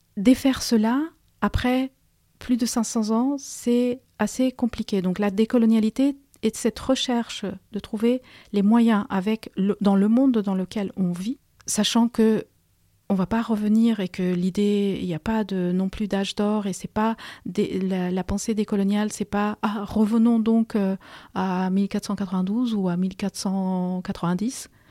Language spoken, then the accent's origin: French; Peru; moved away as an adult; now in France; je suis une immigrée et j'ai passé mon enfance, mon adolescence au Pérou